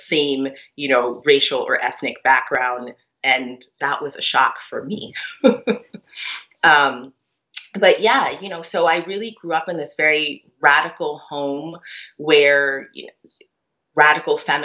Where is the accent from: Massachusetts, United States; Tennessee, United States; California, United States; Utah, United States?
Massachusetts, United States; Cambridge; moved away; also born or lived in New York; I grew up in Cambridge, Massachusetts at the time when, you know, it was pretty radical